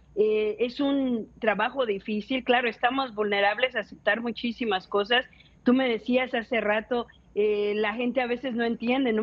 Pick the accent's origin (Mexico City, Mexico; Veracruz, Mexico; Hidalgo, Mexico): Mexico City, Mexico; yo nací, crecí en la Ciudad de México